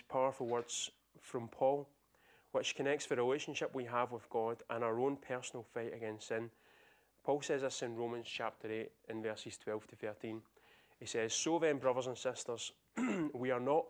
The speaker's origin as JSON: {"language": "English", "region": "Scotland", "country": "United Kingdom", "said": "I'm Scottish"}